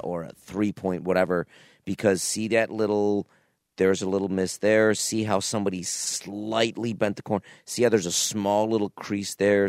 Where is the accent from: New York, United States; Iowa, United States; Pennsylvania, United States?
New York, United States; Niagara Falls; when I was a kid growing up in Niagara Falls, there was a store, I don't know, close to my house, Bases Loaded, was on Pine Avenue.